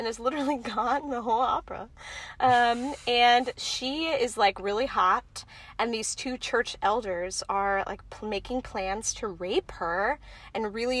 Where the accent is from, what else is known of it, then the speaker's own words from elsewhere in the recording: Houston, Texas, United States; I'm from Houston, Texas.